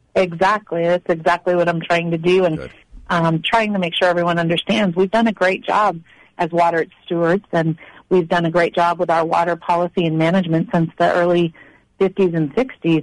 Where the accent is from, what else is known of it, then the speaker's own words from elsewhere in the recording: Maine, United States; moved away as an adult; now in Arizona, United States; I was born and raised in Maine